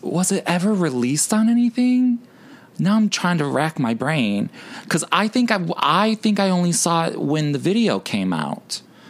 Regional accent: Chicago, Illinois, United States; my hometown, Chicago.

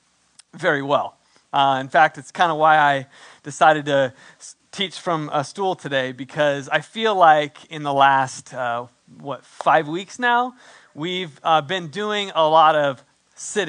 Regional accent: San Diego, California, United States; moved away; also born or lived in San Antonio, Texas; I'm from San Diego

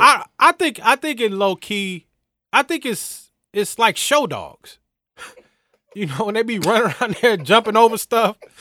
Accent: Atlanta, Georgia, United States; I'm from Atlanta

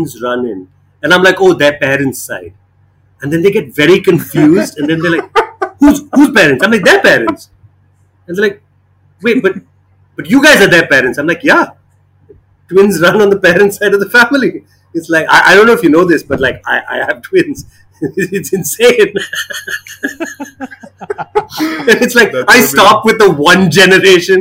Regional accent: Bangalore, Karnataka, India; now in Chennai, India; I grew up in Bangalore

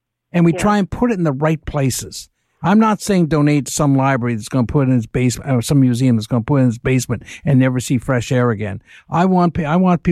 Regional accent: Canada; I'm Canadian

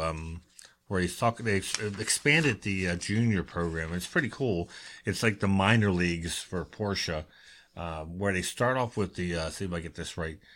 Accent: Baltimore, Maryland, United States; I'm growing up in Baltimore

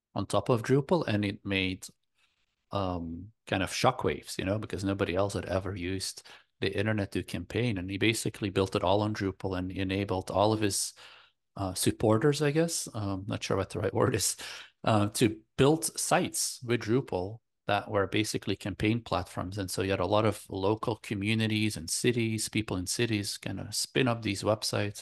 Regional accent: Belgium; I grew up in Belgium in Europe

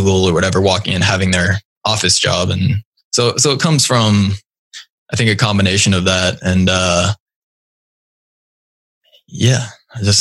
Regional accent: Kirkland, Washington, United States; also born or lived in Naples, Italy; move back to Kirkland, which is my hometown and where our company's based

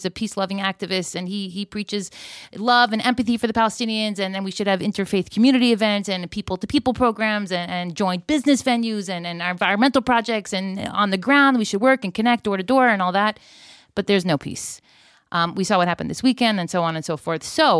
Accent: Florida, United States; now in Israel; I've been living in Israel. I've been living here for 5 years. I grew up in Florida.

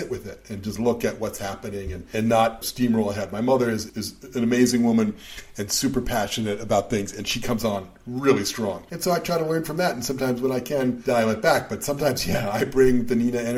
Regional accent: Boston, Massachusetts, United States; I was very young when I was growing up in Boston

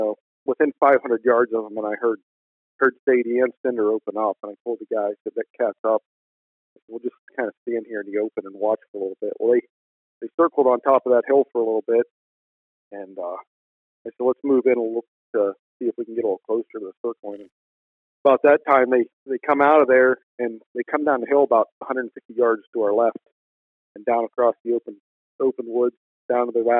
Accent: Northwest Pennsylvania, United States; I'm from Northwest Pennsylvania

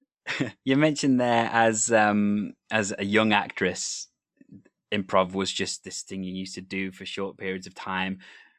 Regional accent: Wales, United Kingdom; I myself am from Wales, however.

